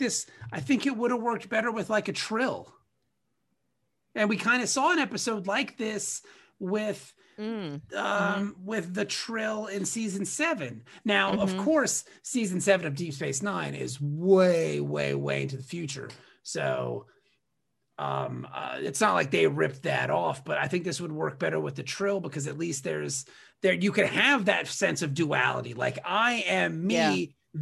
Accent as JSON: {"language": "English", "country": "Ireland", "said": "It had nothing to do with me being Irish, you know"}